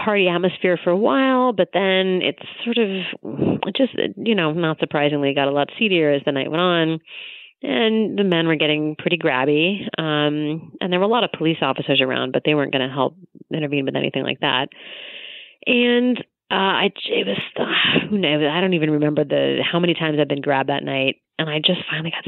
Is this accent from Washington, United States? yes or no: yes; Tacoma, Washington, United States; my hometown of Tacoma